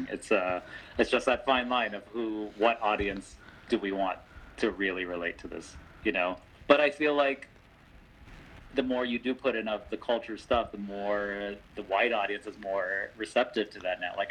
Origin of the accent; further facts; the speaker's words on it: Dallas, Texas, United States; moved away as an adult; now in Los Angeles, United States; where I grew up in Dallas, I mean, there are a ton of Indians.